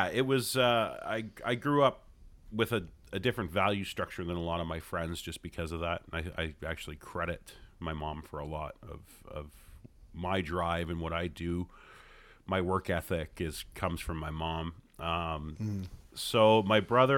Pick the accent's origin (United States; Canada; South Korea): Canada; Hamilton, Ontario; I'm born and raised in Hamilton. Yeah, no, I never left